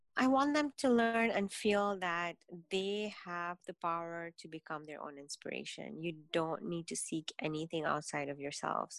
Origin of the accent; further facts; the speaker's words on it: Kenya; I was born and raised in Kenya in a very um, traditional Indian Muslim household